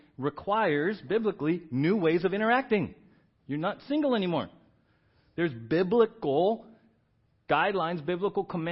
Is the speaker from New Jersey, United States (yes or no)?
no; San Diego, California, United States; we grew up in San Diego